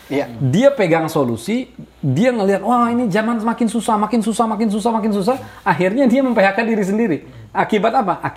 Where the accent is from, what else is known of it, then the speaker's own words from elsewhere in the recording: Jakarta, Indonesia; lo orang Jakarta gue orang Jakarta